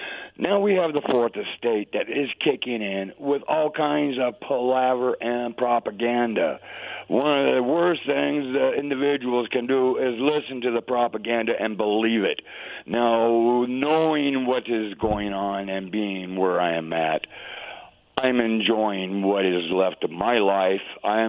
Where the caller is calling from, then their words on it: Walla Walla, Washington, United States; calling you from Walla Walla.